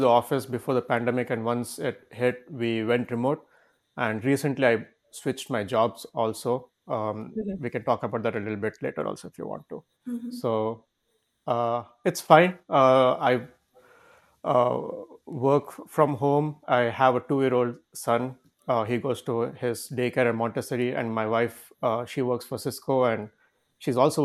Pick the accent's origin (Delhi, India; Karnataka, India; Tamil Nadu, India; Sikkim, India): Karnataka, India; Bangalore; moved away as an adult; also born or lived in Amritapuri, Kerala; I am basically from Bangalore, from Karnataka